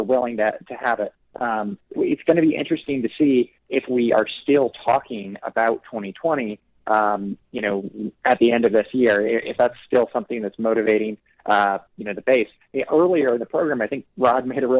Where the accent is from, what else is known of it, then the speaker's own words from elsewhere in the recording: Fort Wayne, Indiana, United States; now in Washington, D.C., United States; I'm from the Fort Wayne Indiana area